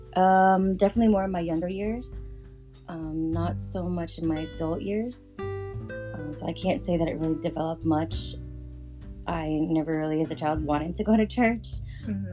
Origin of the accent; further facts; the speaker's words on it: San Francisco, California, United States; I was born and raised in San Francisco, California